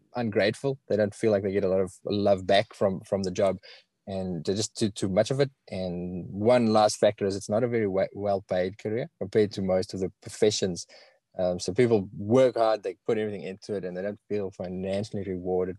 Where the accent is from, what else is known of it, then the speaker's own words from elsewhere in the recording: South Africa; accent: South African; now in Australia; I've got a really strong South African accent.